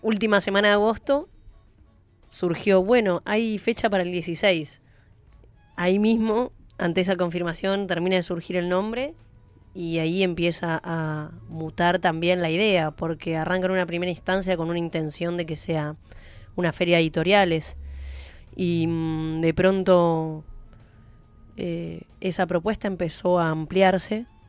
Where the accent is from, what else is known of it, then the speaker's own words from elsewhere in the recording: San Antonio de Padua, Buenos Aires Province, Argentina; soy de Padua